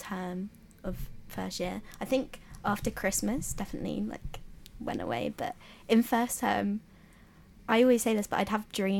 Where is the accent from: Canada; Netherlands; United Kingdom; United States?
United Kingdom; London; moved away as an adult; now in Leeds, United Kingdom; because I'm from London as well, so it's not, I mean, it's not that far